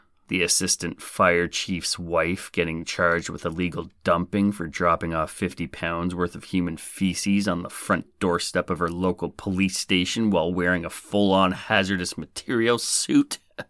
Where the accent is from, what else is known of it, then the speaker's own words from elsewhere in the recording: Nebraska, United States; somewhere in my home state of Nebraska, the good life